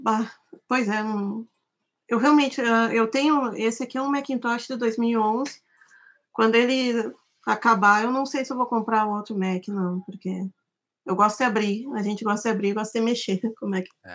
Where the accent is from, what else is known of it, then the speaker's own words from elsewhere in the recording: Santa Maria, Rio Grande do Sul, Brazil; moved away; Eu sou de Santa Maria, eu me formei em desenho industrial na UFSM em 1998